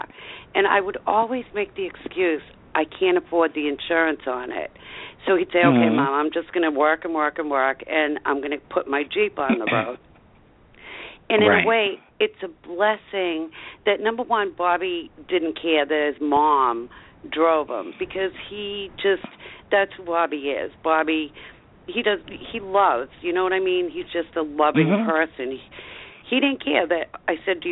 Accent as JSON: {"language": "English", "town": "Avon", "region": "Massachusetts", "country": "United States", "also_born_or_lived": "Raynham, Massachusetts", "said": "I'm from Avon"}